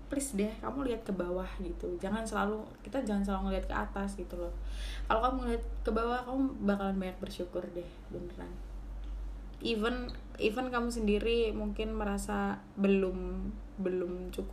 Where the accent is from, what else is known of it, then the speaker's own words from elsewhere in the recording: Gresik, East Java, Indonesia; jadi itu makanan khas di daerah aku kan di Gresik